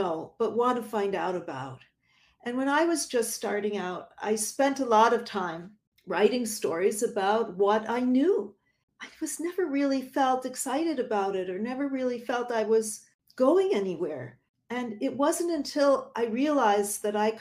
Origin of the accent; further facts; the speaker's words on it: Buffalo, New York, United States; now in New York City, United States; my hometown of Buffalo, New York